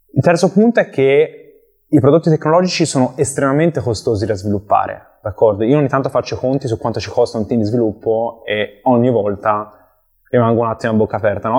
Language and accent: Italian; Empoli, Tuscany, Italy; also born or lived in Milan; sono originario di Empoli, eh, in Toscana, dove cerco ancora di risiedere